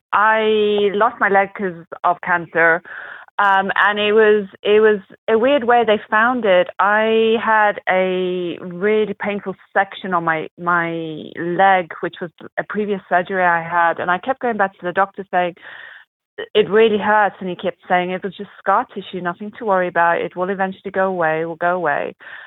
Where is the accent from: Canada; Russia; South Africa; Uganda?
South Africa; accent: mixture; also born or lived in United Kingdom / North Carolina; now in Arizona, United States; We moved from the UK to the US, and I was born and raised in South Africa. So I've kind of traveled a lot, lived all over the place. So my accent's a little bit of a mixture of a little bit of everything.